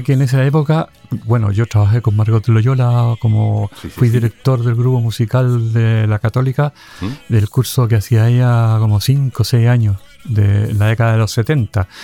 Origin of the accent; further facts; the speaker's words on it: Valparaíso, Chile; moved away; Yo soy del Cerro Las Cañas